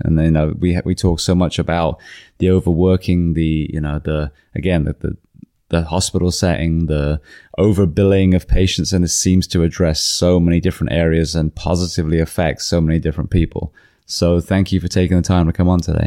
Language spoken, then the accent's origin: English; England, United Kingdom; also born or lived in California; now in Florida, United States; as an English woman